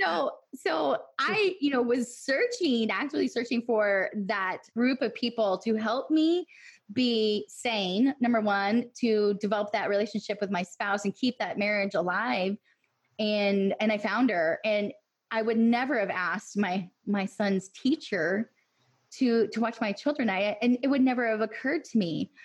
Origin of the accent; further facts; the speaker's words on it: Illinois, United States; now in Tennessee, United States; I'm originally from Illinois